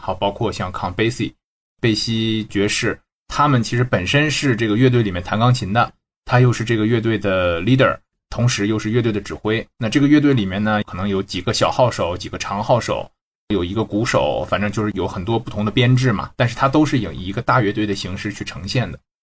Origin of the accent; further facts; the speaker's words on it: Shenyang, Liaoning, China; also born or lived in France; now in Shanghai, China; 沈阳老乡儿